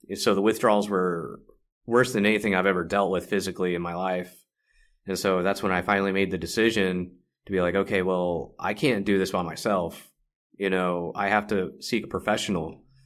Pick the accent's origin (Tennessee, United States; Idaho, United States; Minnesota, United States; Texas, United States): Texas, United States; Carrollton; also born or lived in Dallas, Texas; I come from Dallas, Texas, uh, grew up in Carrollton.